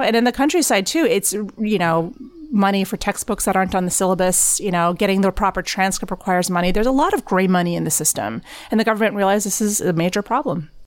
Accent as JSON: {"language": "English", "region": "Texas", "country": "United States", "tie": "born or raised there", "moved": "as an adult", "lives_now": "Shanghai, China", "said": "I grew up in Tex, at a Texas high school."}